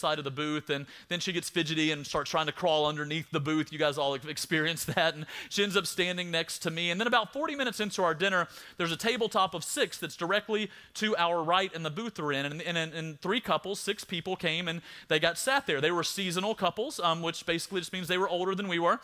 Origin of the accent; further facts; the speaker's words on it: South Alabama, United States; I'm from South Alabama